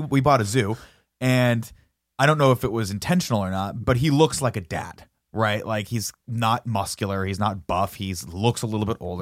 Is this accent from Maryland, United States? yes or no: no; Riverside, California, United States; when I was growing up in Riverside